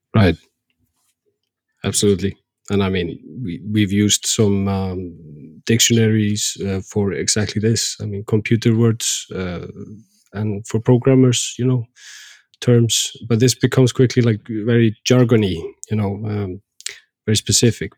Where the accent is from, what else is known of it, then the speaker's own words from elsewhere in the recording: Iceland; we Icelanders